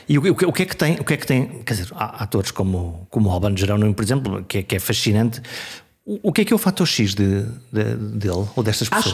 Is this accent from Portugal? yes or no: yes; Viana do Castelo, Norte, Portugal; eu sou do Norte, eu sou de Viana do Castelo